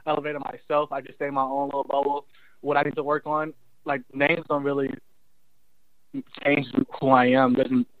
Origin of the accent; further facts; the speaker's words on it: California, United States; moved away as an adult; also born or lived in North Carolina; I'm away from California all the time, so I get to go home twice a month